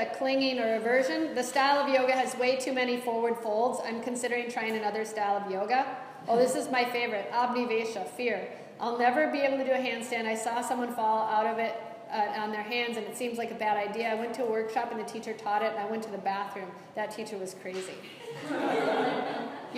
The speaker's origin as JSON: {"language": "English", "country": "United States", "said": "I'm American"}